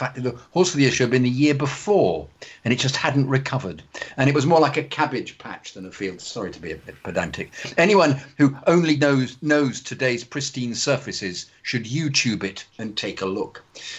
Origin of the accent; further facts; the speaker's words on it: Wales, United Kingdom; moved away; I grew up in North Wales and actually lived six houses down from John Neal